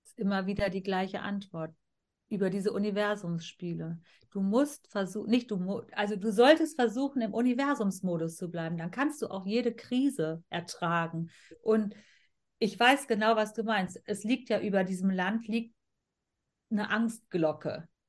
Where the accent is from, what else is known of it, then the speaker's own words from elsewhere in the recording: Germany; ich bin hier in Deutschland geboren und aufgewachsen und wir haben hier immer gelebt